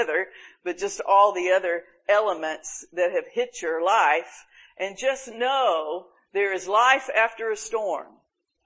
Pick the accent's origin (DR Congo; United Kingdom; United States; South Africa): United States; Panama City Beach, Florida; we've always had hurricane problems in my hometown, Panama City Beach.